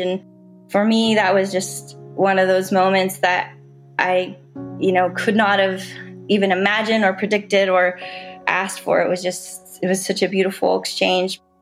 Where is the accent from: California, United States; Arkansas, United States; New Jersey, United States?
California, United States; Southern; growing up in Southern California, we have sea lions and seals around all the time